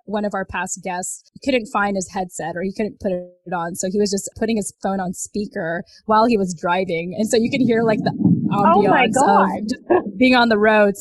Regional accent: San Diego, California, United States; moved away as an adult; now in Virginia Beach, United States; I'm originally from San Diego, California

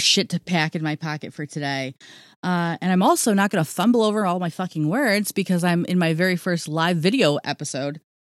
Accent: Ohio, United States; I'm from Ohio

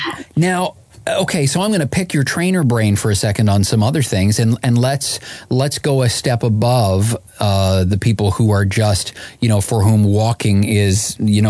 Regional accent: Canada; I'm Canadian

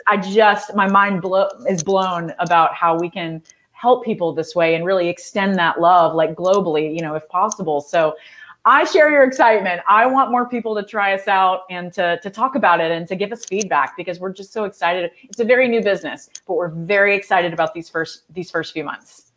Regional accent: Texas, United States; I'm from Texas

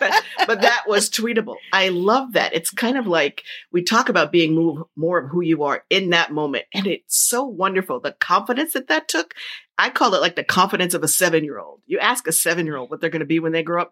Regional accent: New Jersey, United States; I grew up in Jersey

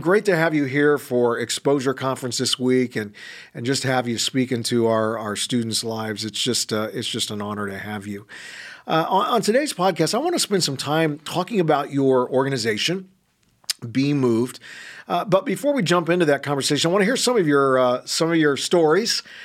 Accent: California, United States; moved away; my home state, California

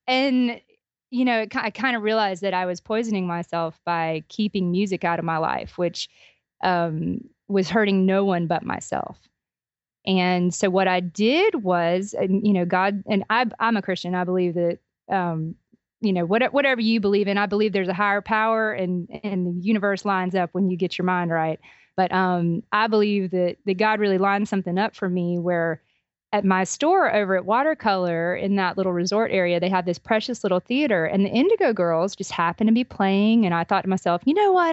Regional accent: Albany, Georgia, United States; my hometown of Albany, Georgia

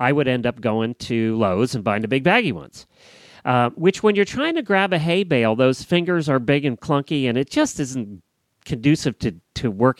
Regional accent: Florida, United States; I'm from Florida

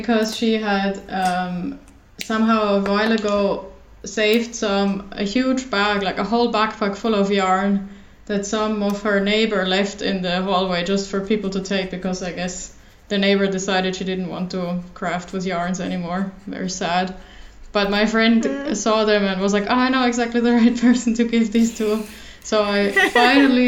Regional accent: Germany; moved away as an adult; now in Finland; I'm originally from Germany, but I moved to Finland to study here.

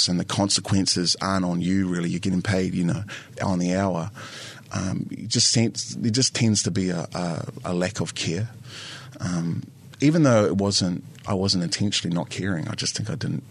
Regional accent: Wairarapa, Wellington, New Zealand; also born or lived in Porirua; we moved to the Wairarapa, and I spent the majority of my life there. So I grew up in a predominantly Pākehā area with farms

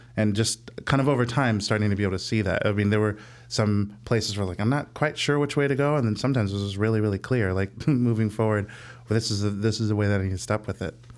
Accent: Illinois suburbs of St. Louis, United States; moved away as an adult; now in Chicago, United States; I'm from Saint Louis

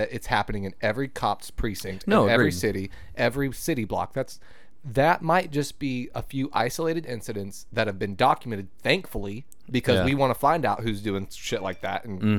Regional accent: Shawnee, Oklahoma, United States; I grew up in Shawnee.

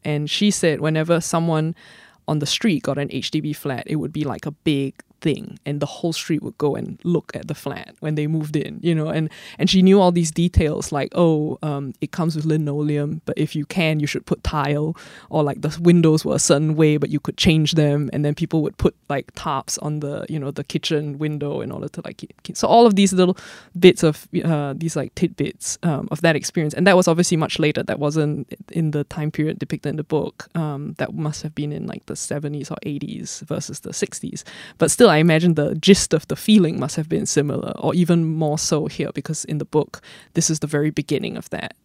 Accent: Singapore; as someone who grew up here and who has family here and roots here

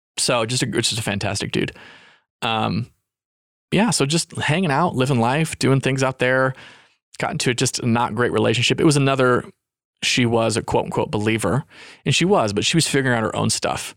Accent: Utah, United States; moved away; also born or lived in California

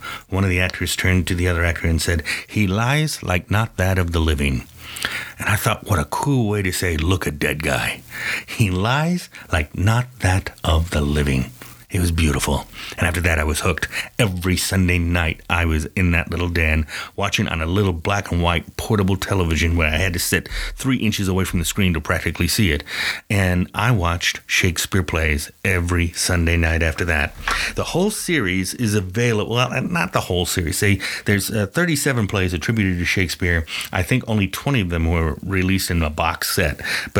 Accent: Ireland; because I'm Irish and we try to get the most out of everything.

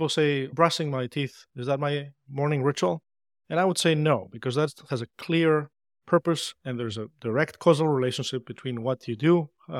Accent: Greece; And growing up in Greece, this was the time before the internet was widely available, just a few years prior to that.

